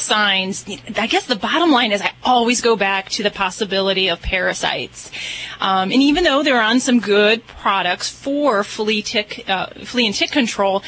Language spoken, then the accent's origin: English; Indiana, United States; That's where I hail from.